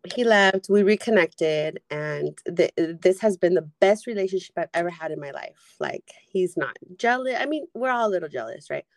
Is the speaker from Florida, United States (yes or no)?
no; San Diego, California, United States; I'm from San Diego.